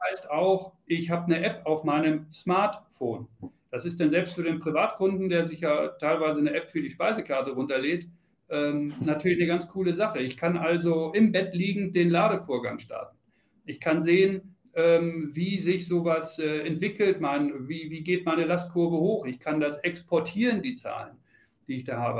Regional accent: Celle, Lower Saxony, Germany; moved away as an adult; now in Munich, Germany; ich komme aus Niedersachsen, Celle und äh, habe da auch viele Jahre, bin da groß geworden

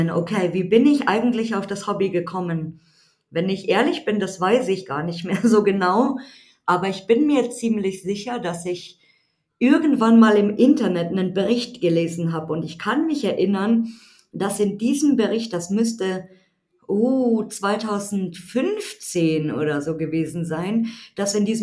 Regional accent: Munich, Bavaria, Germany; ich bin 34 Jahre alt, ähm, ich komme aus München, aber ja, wir kommen beide aus München eigentlich

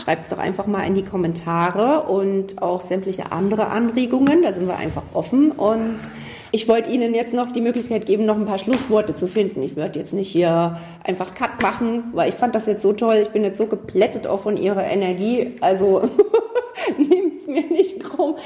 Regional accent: Gera, Thuringia, Germany; wie ich, kein gebürtiger Gera sind

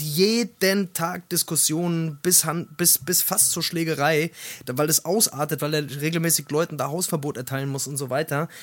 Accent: Hesse, Germany; wie man bei uns in Hessen sagt

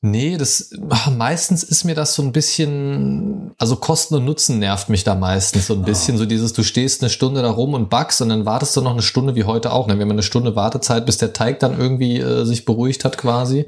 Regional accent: Germany; moved away; in meiner alten Heimat. Mhm. So Niedersachsen, Kassel, so, so mhm. die Ecke im weitesten Sinne

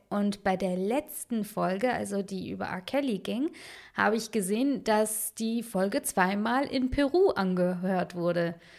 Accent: Munich, Bavaria, Germany; also born or lived in Baden-Württemberg; im Viertel, wo ich aufgewachsen bin, also im Westend in München

